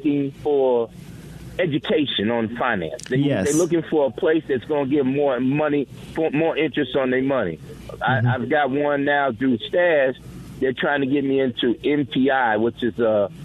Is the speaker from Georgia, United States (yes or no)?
no; New York, United States; now in Mississippi, United States; I'm from New York